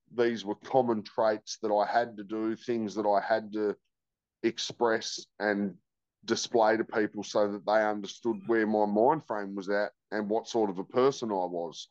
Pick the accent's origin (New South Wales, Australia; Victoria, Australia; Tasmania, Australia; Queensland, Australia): Tasmania, Australia; George Town; also born or lived in Launceston, Tasmania; I grew up in Georgetown. From one to 10